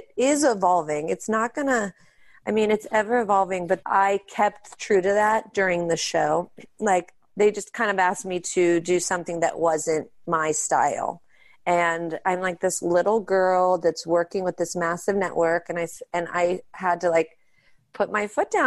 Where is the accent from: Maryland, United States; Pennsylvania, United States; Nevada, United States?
Pennsylvania, United States; Pittsburgh; We grew up in Pittsburgh and that's where we do our show and that's where our family is